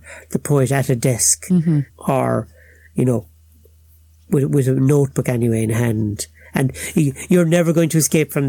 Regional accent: Waterford, Munster, Ireland; accent: Cork; I talk like a Cork man now, but I'm actually a Waterford man.

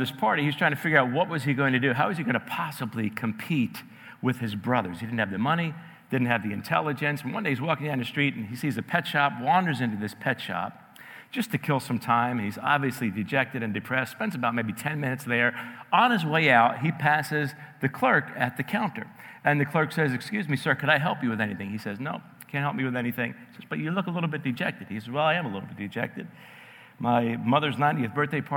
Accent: New Jersey, United States; moved away; also born or lived in New York; raised in New Jersey

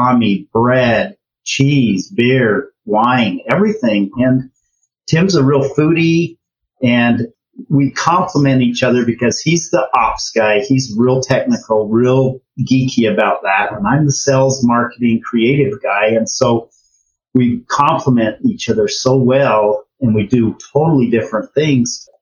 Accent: Ogden, Utah, United States; We're both from Ogden, Utah.

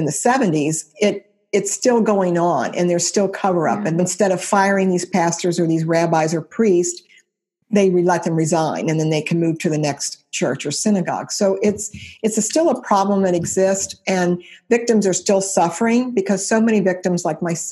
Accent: Cincinnati, Ohio, United States; It's a church in Cincinnati, Ohio. I was 16 at the time.

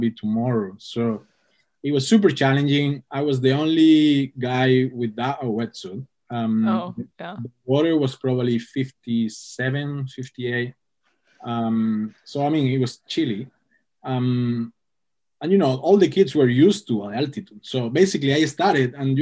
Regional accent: Canary Islands, Spain; English is a second language; moved away; also born or lived in Hong Kong; growing up in the Canary Islands

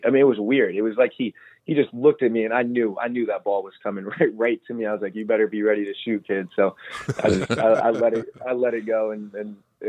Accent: Roanoke, Virginia, United States; moved away as an adult; now in Louisville, United States; I'm from Roanoke, Virginia, which is the same city that Luke Hancock is from. We actually went to the same high school.

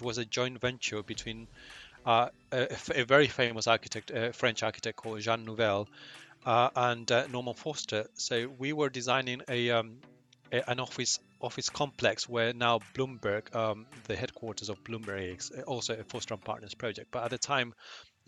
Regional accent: Chile; moved away as an adult; also born or lived in London; Chile, my home country.

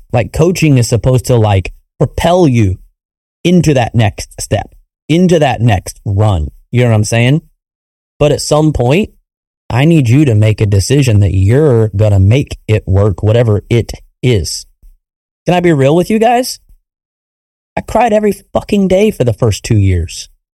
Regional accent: Wichita, Kansas, United States; Wichita, Kansas, which is my hometown

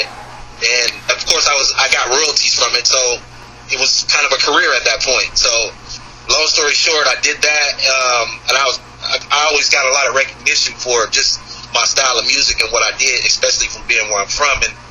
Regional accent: Oakland, California, United States; I'm from West Oakland

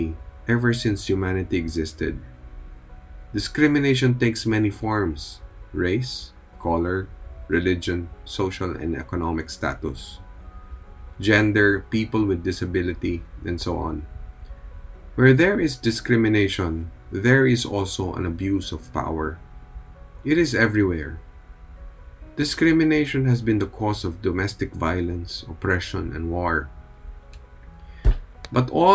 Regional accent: Philippines; here in the Philippines, we are a predominantly Catholic nation

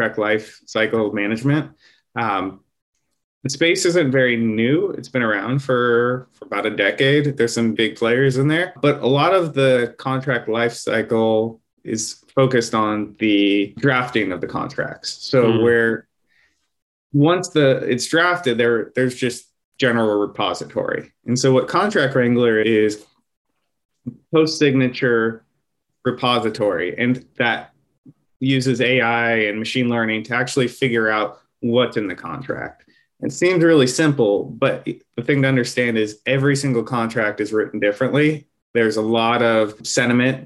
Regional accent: Bay Area, California, United States; I'm born and bred in the Bay Area. I still live here

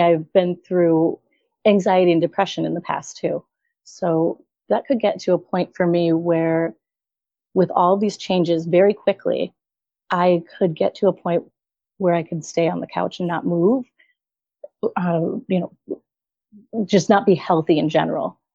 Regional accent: right outside of Hartford, Connecticut, United States; I'm in Connecticut. So I'm right outside of Hartford. Grew up here, been here my whole life

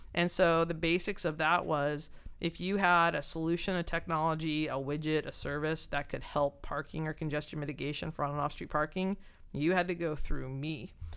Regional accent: Southern California, United States; also born or lived in San Francisco; I'm from Southern California

